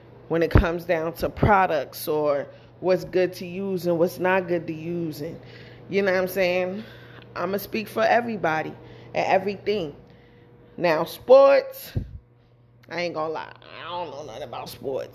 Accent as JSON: {"language": "English", "region": "New York", "country": "United States", "said": "I'm from New York"}